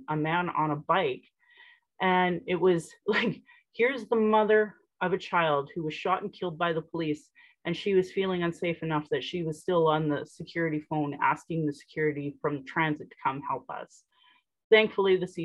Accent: Sylvan Lake, Alberta, Canada; now in Calgary, Canada; I grew up in Sylvan Lake, and down the street in Innisfail

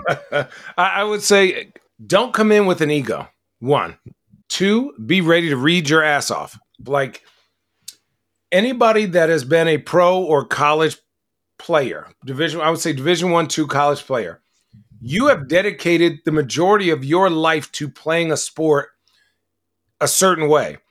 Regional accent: Arizona, United States; I grew up in Arizona.

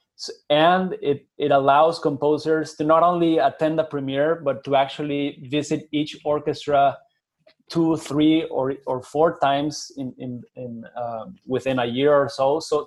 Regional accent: Guadalajara, Jalisco, Mexico; I was born in Guadalajara in Jalisco

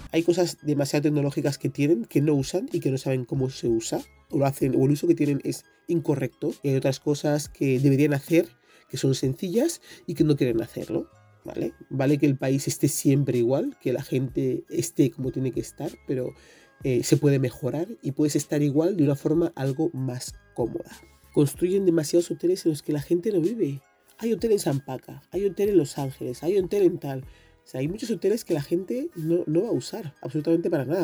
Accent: Equatorial Guinea; en mi país

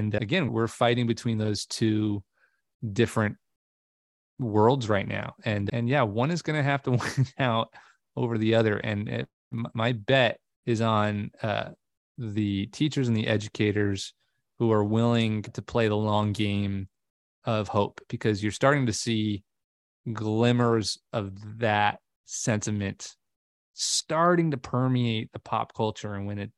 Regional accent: Long Island, New York, United States; I grew up on Long Island, New York, and I had a really crabby kindergarten teacher

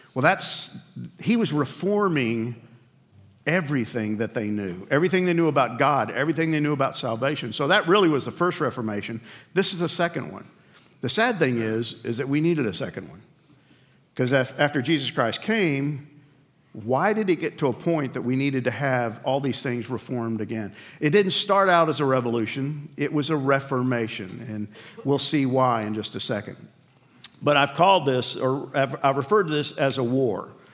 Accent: New York, United States; I grew up in New York

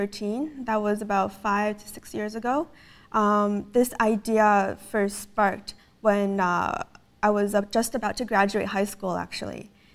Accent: Canada; first language English; also born or lived in Beijing; I was born in Beijing, China, and I came to Canada with my parents when I was 4. So my mother tongue is actually in English, and I learned Chinese on the side.

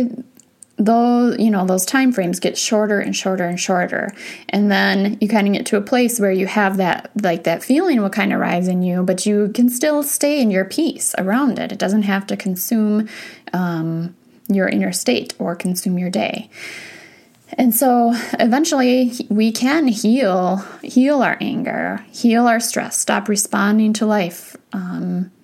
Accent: Wisconsin, United States; I grew up in Wisconsin

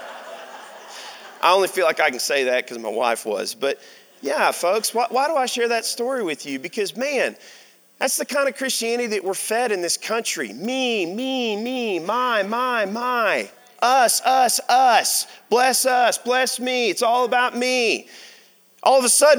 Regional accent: Arkansas, United States; I'm from Arkansas

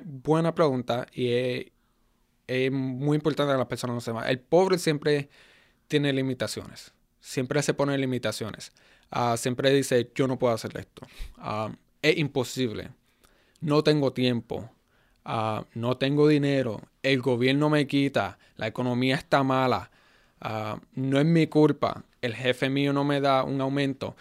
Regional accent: United States; first language Spanish; also born or lived in Puerto Rico; fui criado en Estados Unidos

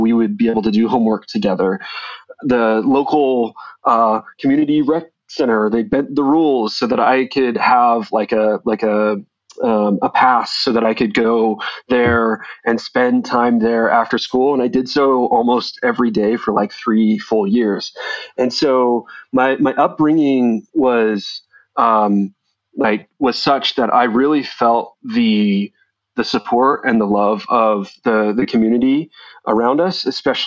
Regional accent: Sandy, Utah, United States; moved away; I grew up in the suburbs of Salt Lake. I grew up in Sandy

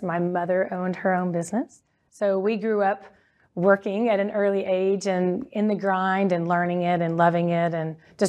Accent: North Richland Hills, Texas, United States; I am from Texas. Grew up in the mid-cities area, so North Richland Hills.

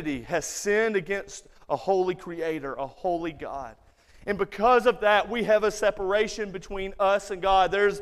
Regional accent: Muscle Shoals, Alabama, United States; moved away; Growing up in the South

